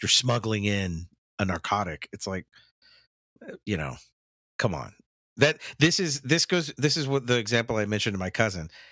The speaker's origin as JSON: {"language": "English", "country": "United States", "said": "Americans in general, me included"}